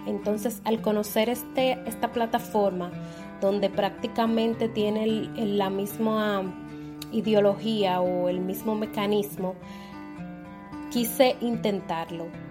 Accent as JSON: {"language": "Spanish", "region": "La Romana", "country": "Dominican Republic", "tie": "born or raised there", "moved": "yes", "lives_now": "Santo Domingo, Dominican Republic", "said": "soy nacida y criada en la Romana República Dominicana, aunque actualmente estoy residiendo en la ciudad de Santo Domingo"}